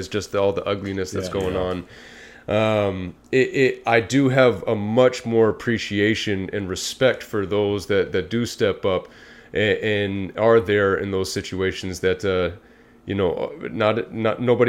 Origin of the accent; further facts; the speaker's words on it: Bay Area, California, United States; being a young kid in especially the area that we grew up in the Bay Area